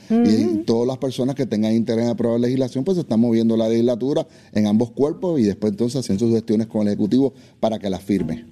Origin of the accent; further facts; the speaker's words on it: Dorado, Puerto Rico; Yo soy de Dorado